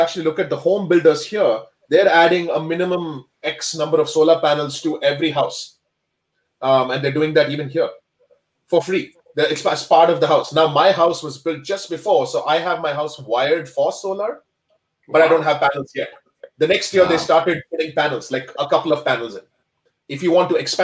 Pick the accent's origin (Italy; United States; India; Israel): India; now in Calgary, Canada; I am from India